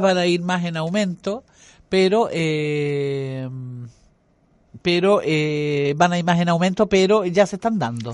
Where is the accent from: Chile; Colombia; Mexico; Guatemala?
Chile; como chilena